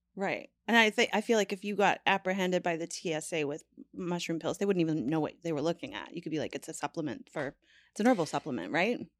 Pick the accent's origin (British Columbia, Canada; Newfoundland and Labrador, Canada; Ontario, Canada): Newfoundland and Labrador, Canada; I'm from Newfoundland